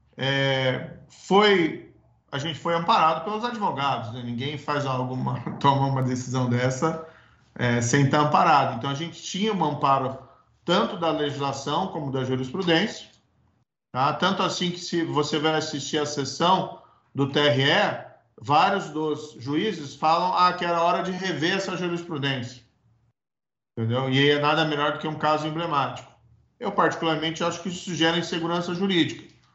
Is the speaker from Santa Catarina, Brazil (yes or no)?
no; Paraná, Brazil; O Paraná é onde eu nasci, cresci, constituí família